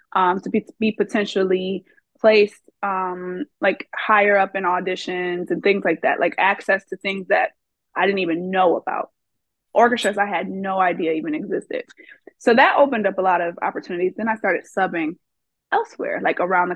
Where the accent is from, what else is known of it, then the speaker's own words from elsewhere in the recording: Redford Township, Michigan, United States; moved away as an adult; also born or lived in Detroit, Michigan; now in Memphis, United States; I grew up in Redford Township, Michigan, which is a small town right outside of the city of Detroit.